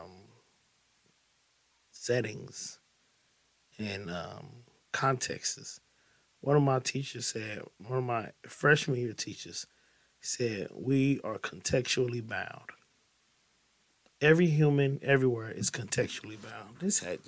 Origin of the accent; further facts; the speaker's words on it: East St. Louis, Illinois, United States; I'm from the East St. Louis area